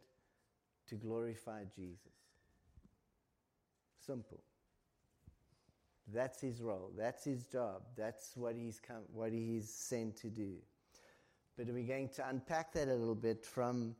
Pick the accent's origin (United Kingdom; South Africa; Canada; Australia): South Africa; now in Ireland; As a South African